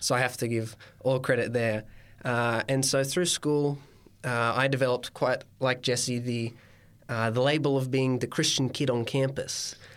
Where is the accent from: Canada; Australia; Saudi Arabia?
Australia; Coffs Harbour, New South Wales; I'm from the Banana Coast, Coffs Harbour itself